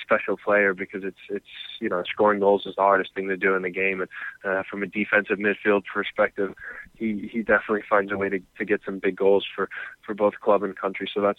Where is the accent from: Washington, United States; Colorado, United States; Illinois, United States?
Illinois, United States; Chicago; if you have kids like me growing up in Chicago watching the Fire in Canada